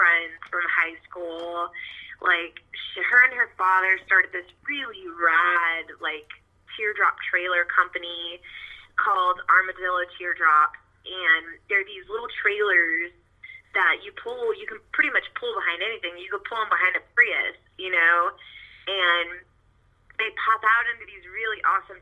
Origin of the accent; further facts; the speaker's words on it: Bandera, Texas, United States; now in Rockport, United States; I'm actually originally from the Hill Country in a small town called Bandera